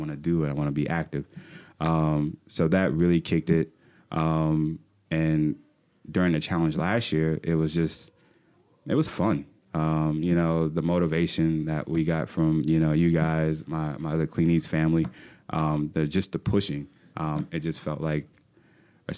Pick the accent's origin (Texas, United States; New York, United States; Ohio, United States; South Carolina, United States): South Carolina, United States; Charleston; moved away as an adult; now in Fayetteville, United States; I'm from Charleston, South Carolina. Matter of fact, I moved to Fayetteville about 10 years ago to be a theater manager